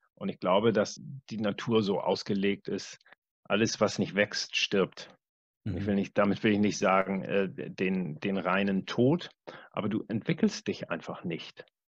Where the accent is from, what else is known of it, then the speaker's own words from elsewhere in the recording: Wedel, Schleswig-Holstein, Germany; ich komme aus Wedel, das ist ein kleiner Ort bei Hamburg